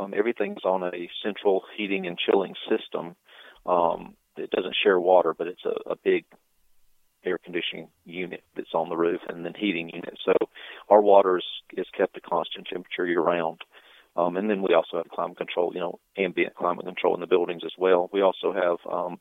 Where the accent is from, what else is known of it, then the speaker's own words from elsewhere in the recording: Atlanta, Georgia, United States; I'm from Atlanta